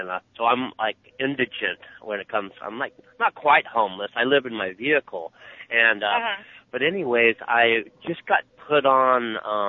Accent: Emmeline, California, United States; I was born and raised right there in Emmeline, and I've been there all this time

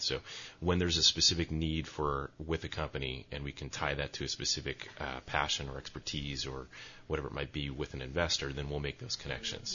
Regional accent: Chicago, Illinois, United States; moved away as an adult; now in Santa Cruz, United States; I'm I'm a transplant from Chicago

